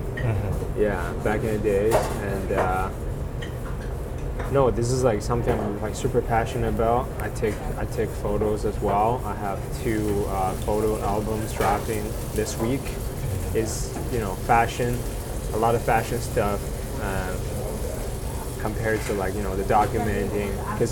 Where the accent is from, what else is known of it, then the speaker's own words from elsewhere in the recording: Hunan, China; moved away as an adult; now in Kingston, Canada; Well, I grew up in China. I was born and raised in Hunan, central part of China.